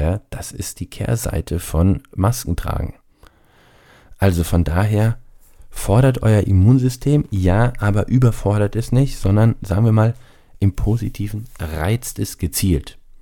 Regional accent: Rhine-Neckar region, Baden-Württemberg, Germany; ich bin ja aus der Rhein-Neckar-Region hier, also Heidelberg, Mannheim, so die Gegend

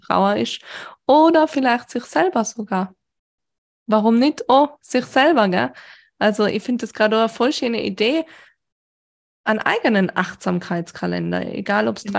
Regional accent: Austria; Bei uns in Österreich

